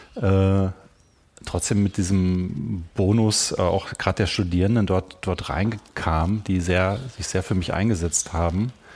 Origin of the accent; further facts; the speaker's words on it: Germany; moved away as an adult; also born or lived in Vienna, Austria; ich kam ja als, als, als Piefke nach Österreich, nach mhm. Wien